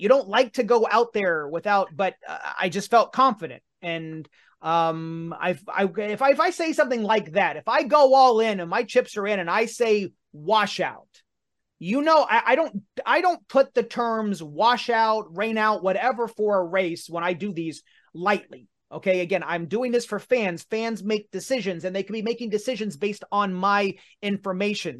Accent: Martinsville, Indiana, United States; my hometown of Martinsville, Indiana

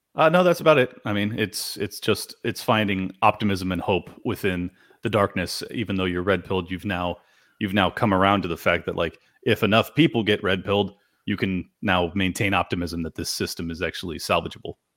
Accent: California, United States; this is my hometown where I was born and raised.

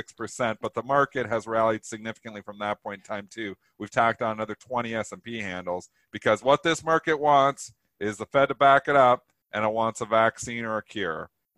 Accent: Canada; I'm Canadian here. I get the holiday.

